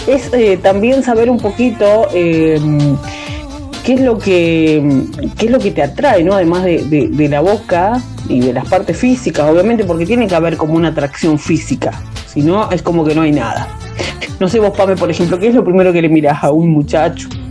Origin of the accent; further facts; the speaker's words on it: Concordia, Entre Ríos, Argentina; mi pueblo, el pueblo de donde yo vengo, que se llama Concordia. Yo estoy viviendo en otra localidad